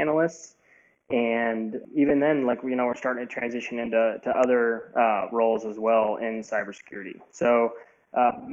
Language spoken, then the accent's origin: English; Indianapolis, Indiana, United States; moved away as an adult; now in Chicago, United States; I grew up in Indianapolis